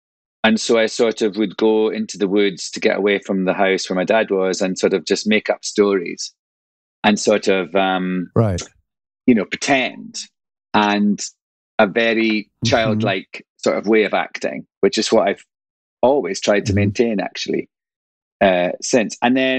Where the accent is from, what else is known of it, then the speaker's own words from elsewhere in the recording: Angus, Scotland, United Kingdom; also born or lived in London; now in United States; I grew up on the East Coast in an area called Angus. It's the county of Angus. It's sort of Dundee is the nearest big town, city, I suppose. And I grew up on a country estate. So my dad was a forester.